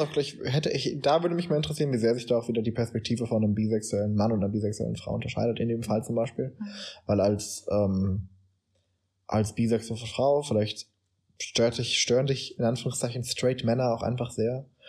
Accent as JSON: {"language": "German", "country": "Germany", "said": "wir als Deutsche"}